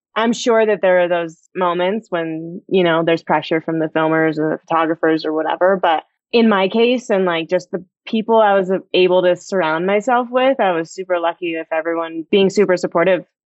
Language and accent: English; United States; growing up in Tahoe